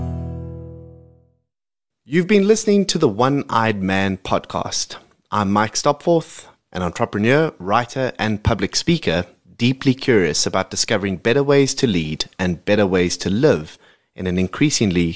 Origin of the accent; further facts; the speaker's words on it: South Africa; as a South African